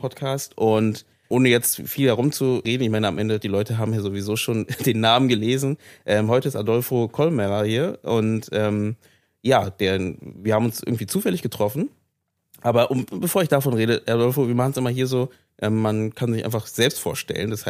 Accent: Venezuela; German is a second language; moved away as an adult; now in Germany; ich komme aus Venezuela, ich komme nicht hier.

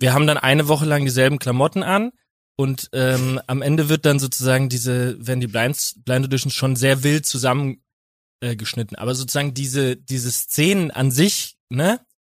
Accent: Winnweiler, Rhineland-Palatinate, Germany; aus Winnweiler aus der Pfalz

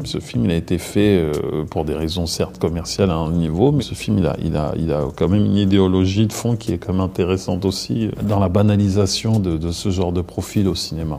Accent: Maisons-Alfort, Île-de-France, France; also born or lived in Cameroon (parents' origin); Je viens de Maison Alfort.

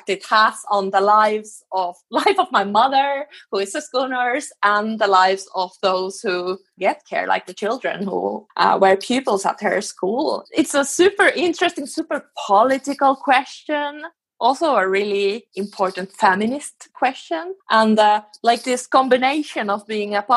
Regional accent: Finland; now in Sweden; I live in Sweden, but I come from Finland

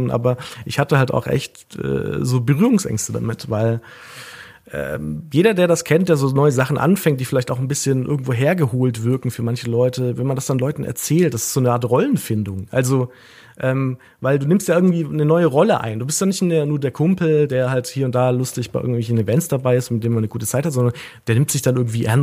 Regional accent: Baden-Württemberg, Germany; now in Berlin, Germany; ich wohne jetzt derzeit in Berlin, aber ich komme ursprünglich aus der Nähe von Stuttgart bei Tübingen und ähm, dort habe ich auch studiert.

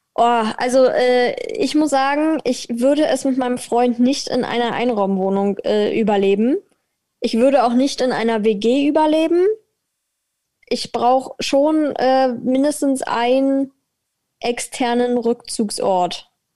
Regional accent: Berlin, Germany; als äh, Berlinerin

